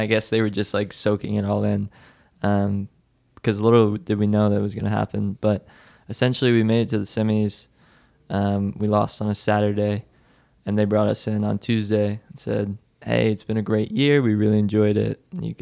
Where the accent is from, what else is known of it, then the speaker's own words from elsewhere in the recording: Nashville, Tennessee, United States; I was born in Nashville, Tennessee